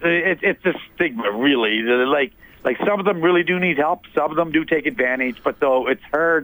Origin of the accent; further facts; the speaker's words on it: Halifax, Nova Scotia, Canada; I grew up in the Maritimes in Halifax